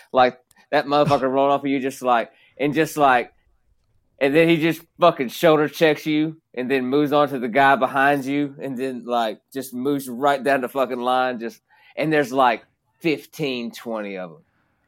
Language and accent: English; Kentucky, United States; Well, I'm from Kentucky, so I've always been good at that.